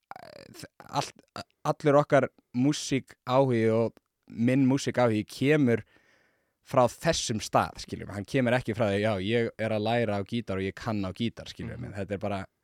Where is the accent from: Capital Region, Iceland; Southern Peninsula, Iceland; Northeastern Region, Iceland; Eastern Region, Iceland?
Capital Region, Iceland; Reykjavík; also born or lived in Seattle, United States; ég er bara um, úr hlíðunum